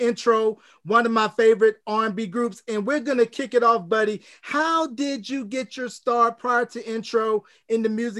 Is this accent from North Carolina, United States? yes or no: yes; North Carolina, United States; I'm from North Carolina, so you know you go to church every Sunday